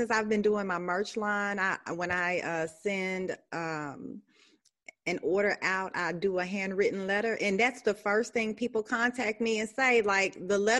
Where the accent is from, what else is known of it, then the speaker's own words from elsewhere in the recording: Beaumont, Texas, United States; now in Memphis, United States; I'm a transplant to Memphis. I'm actually from Beaumont, Texas, but I've been here since 1995.